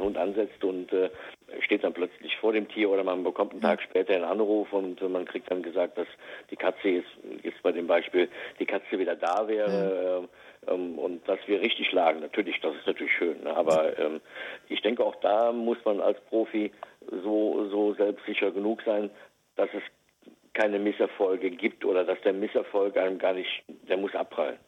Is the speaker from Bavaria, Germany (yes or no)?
no; Westerwald, Rhineland-Palatinate, Germany; ich komme aus dem Westerwald